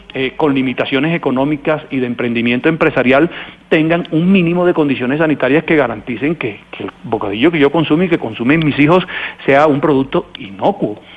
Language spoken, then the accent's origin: Spanish; Barranquilla, Atlántico, Colombia; Yo vengo de Barranquilla